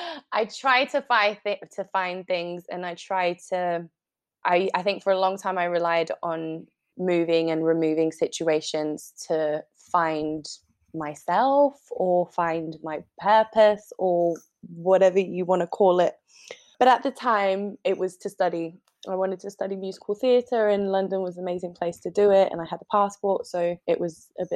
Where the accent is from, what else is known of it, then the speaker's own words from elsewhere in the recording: Uruguay; accent: Uruguayan Spanish; English is a second language; I sound quite English, well, to my friends, because I've just been away for so long. And I had a Colombian boyfriend for quite a while. So then my Uruguayan Spanish kind of mixed with this Colombian twang